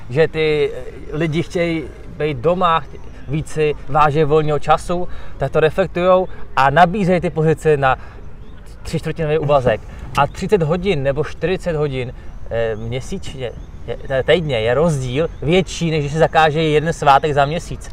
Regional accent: Czechia

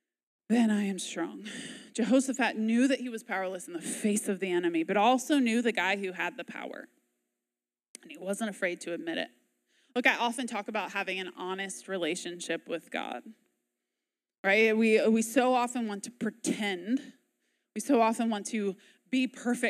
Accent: United States; As American

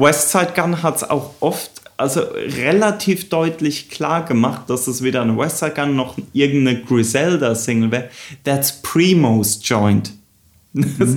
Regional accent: Southern Germany, Germany; Daniel und ich, wir sind ja auch da in Süddeutschland aufgewachsen

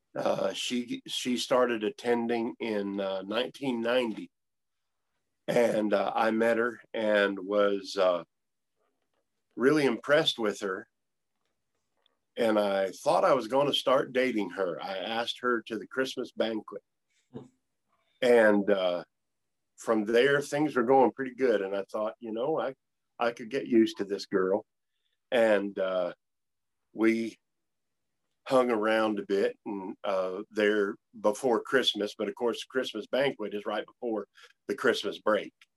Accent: northern Maine, United States; moved away as an adult; also born or lived in North Carolina; I grew up here in northern Maine

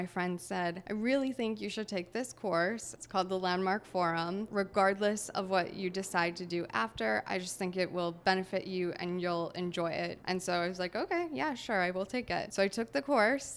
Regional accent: Kakabeka Falls, Ontario, Canada; moved away; I'm originally from Canada. It's called Thunder Bay. I come from the country. The name of the country is Kekabeka Falls

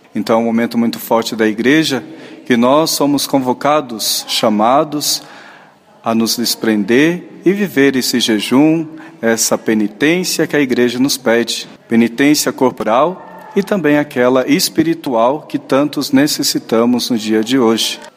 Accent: Itapeva, São Paulo, Brazil; moved away as an adult; now in Curitiba, Brazil; Eu sou natural de São Paulo, interior, cidade chamada Itapeva.

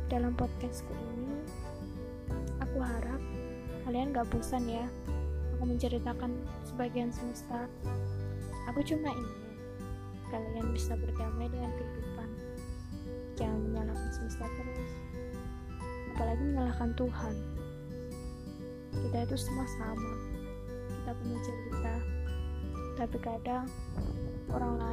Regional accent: Java, Indonesia; Karena aku Jawa Tulung, jadi aku tahu lah.

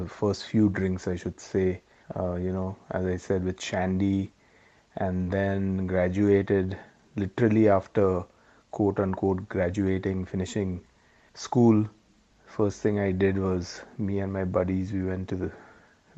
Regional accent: Mumbai, Maharashtra, India; moved away as an adult; now in United Kingdom; We grew up in Bombay.

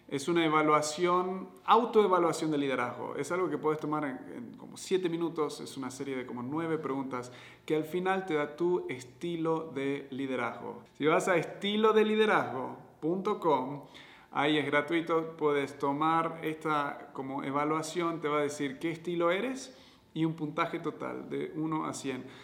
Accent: Argentina; also born or lived in United States / Uruguay; soy, soy de Estados Unidos, pero me crié en Argentina, luego Uruguay, y, es como viviendo en diferentes países.

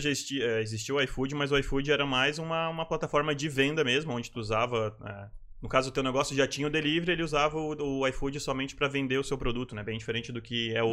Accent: Rio Grande do Sul, Brazil; moved away as an adult; now in Florianópolis, Brazil; Eu sou gaúcho, sou, sou, natural do Rio Grande do Sul e estou em Florianópolis há mais ou menos uns 10 anos

